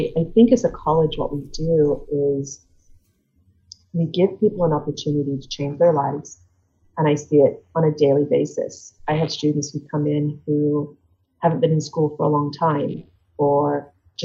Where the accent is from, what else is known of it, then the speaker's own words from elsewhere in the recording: England, United Kingdom; moved away as an adult; now in United States; I grew up in England. So I grew up in a tiny village in England.